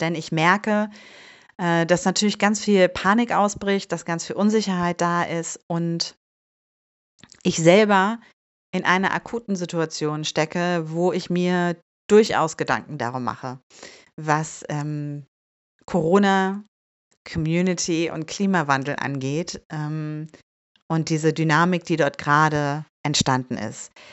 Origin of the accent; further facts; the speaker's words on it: Bielefeld, North Rhine-Westphalia, Germany; moved away as an adult; also born or lived in Hamburg; now in Bielefeld, Germany; ich bin ja in Bielefeld geboren